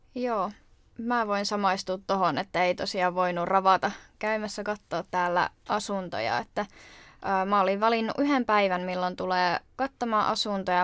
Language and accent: Finnish; Jyväskylä, Central Finland, Finland; moved away as an adult; now in Turku, Finland; mä oon muuttanut tuolta Keski-Suomesta eli Jyväskylästä